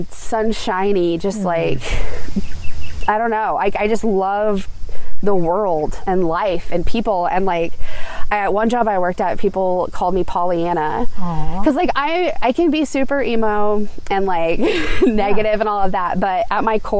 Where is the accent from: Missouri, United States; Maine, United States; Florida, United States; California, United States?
Missouri, United States; Carthage; I'm from the area. I grew up in Carthage, which is smaller than Joplin